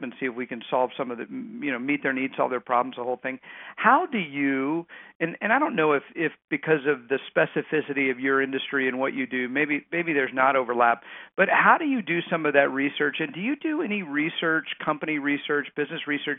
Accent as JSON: {"language": "English", "region": "Texas", "country": "United States", "tie": "born or raised there", "moved": "yes", "said": "I grew up in Texas"}